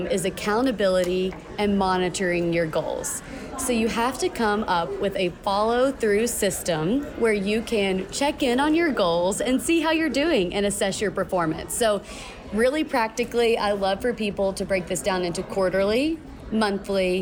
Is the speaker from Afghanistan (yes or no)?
no; Kentucky, United States; now in Boise, United States; Born and raised in Kentucky, but now called Boise home